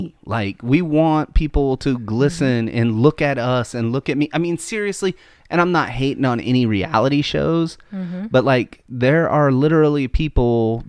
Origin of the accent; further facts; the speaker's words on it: Missouri, United States; We're all from Missouri, though, the show me state.